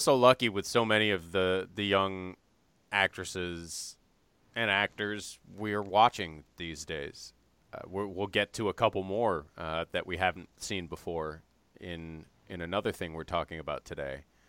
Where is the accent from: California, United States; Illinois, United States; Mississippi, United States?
Illinois, United States; Evanston; went to Northwestern, which, of course, is in my hometown